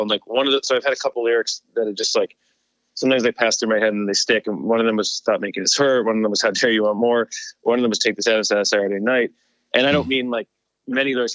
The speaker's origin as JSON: {"language": "English", "region": "New Jersey", "country": "United States"}